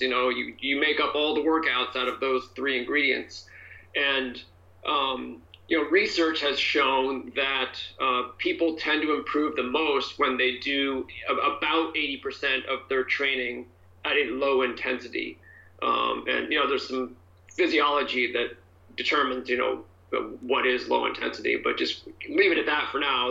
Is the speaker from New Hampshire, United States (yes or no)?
yes; New Hampshire, United States; now in California, United States; I grew up mostly in New Hampshire, um, an East Coaster.